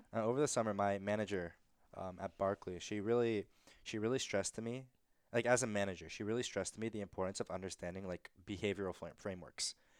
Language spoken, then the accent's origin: English; Georgia, United States; growing up in Georgia